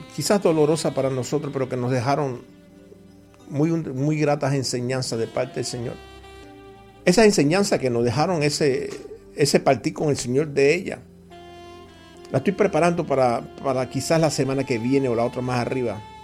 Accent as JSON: {"language": "Spanish", "country": "Cuba", "said": "yo no soy cubano mesiánico"}